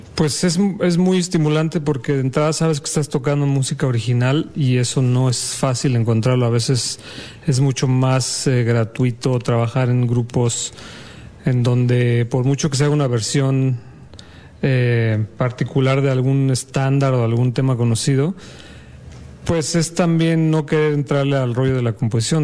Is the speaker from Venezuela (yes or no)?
no; Mexico City, Mexico; yo soy de la Ciudad de México y desde muy chiquito estoy en la música